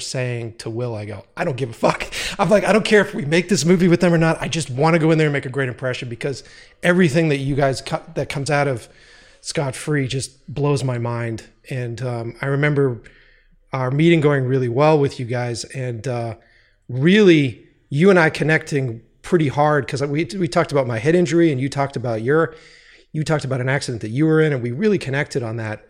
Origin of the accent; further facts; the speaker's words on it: United States; being an American